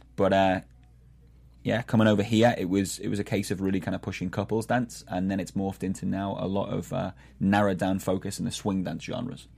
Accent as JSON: {"language": "English", "town": "Liverpool", "region": "North West England", "country": "United Kingdom", "moved": "as an adult", "lives_now": "Boston, United States", "said": "I'm originally from Liverpool, England"}